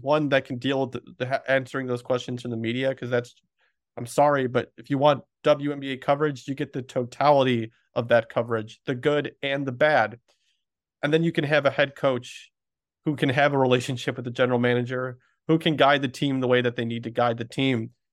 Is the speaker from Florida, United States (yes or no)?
no; Chicago, Illinois, United States; my hometown paper